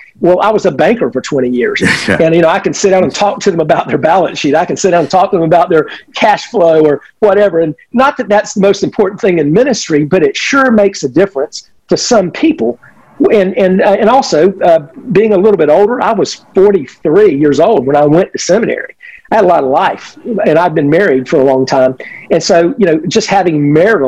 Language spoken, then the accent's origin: English; Winter Haven, Florida, United States; I am a redneck from Central Florida. So I was one of these guys. So, you know, I came back to Central Florida and came right back to my hometown, literally the town that I graduated from high school from